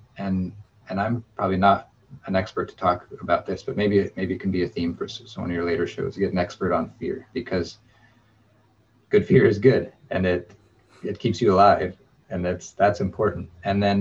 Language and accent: English; Alaska, United States; growing up in Alaska